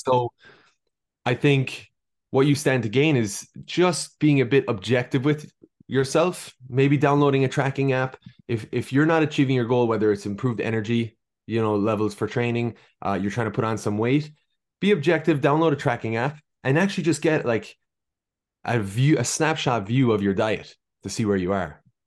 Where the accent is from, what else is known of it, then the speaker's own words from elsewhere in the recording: Ireland; accent: Irish; moved away as an adult; now in Boston, United States; as you can hear from my accent, hailing from Ireland. I spent most of my life there, although I was born in Boston